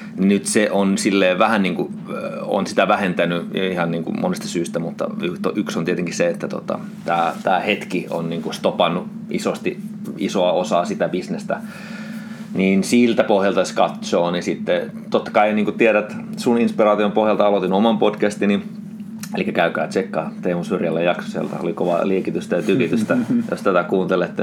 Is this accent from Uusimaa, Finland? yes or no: no; Oulu, North Ostrobothnia, Finland; mä olen syntynyt Oulussa